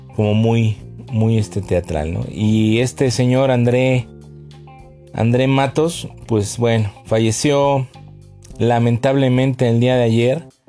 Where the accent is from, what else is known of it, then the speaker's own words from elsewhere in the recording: Mexico; nosotros como mexicanos